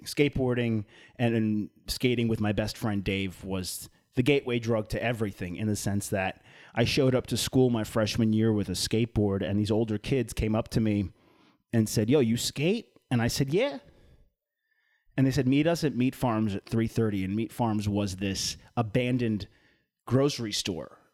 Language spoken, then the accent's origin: English; East Islip, New York, United States; moved away; East Islip, New York, my hometown